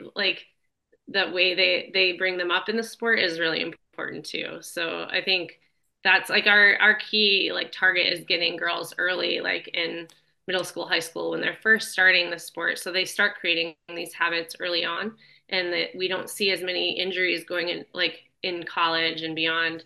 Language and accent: English; Arizona, United States; I grew up in Arizona